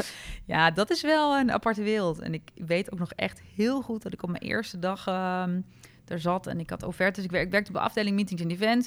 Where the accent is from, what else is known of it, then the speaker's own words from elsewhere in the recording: Apeldoorn, Gelderland, Netherlands; geboren en opgegroeid in Apeldoorn